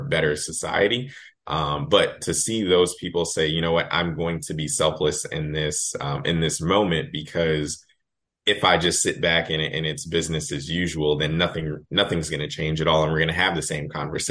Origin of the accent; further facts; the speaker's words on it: Boston, Massachusetts, United States; moved away as an adult; also born or lived in Washington, D.C.; now in St. Louis, United States; growing up in Boston